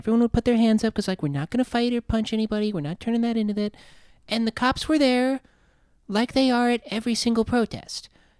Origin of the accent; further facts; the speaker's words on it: South Dakota, United States; now in Los Angeles, United States; growing up in South Dakota.